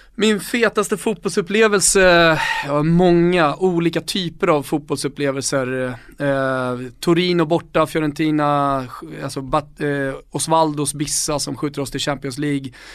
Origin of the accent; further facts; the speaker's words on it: Stockholm, Stockholm County, Sweden; jag var stockholmare